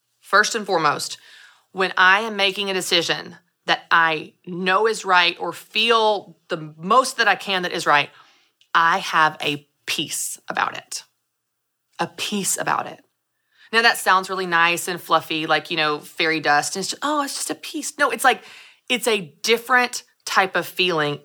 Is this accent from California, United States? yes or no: no; Nashville, Tennessee, United States; I'm from Nashville.